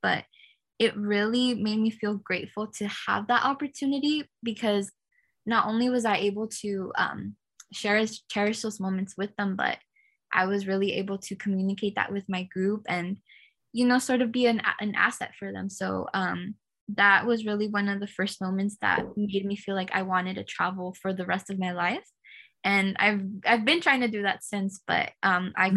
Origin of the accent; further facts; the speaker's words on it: California, United States; I was born and raised in California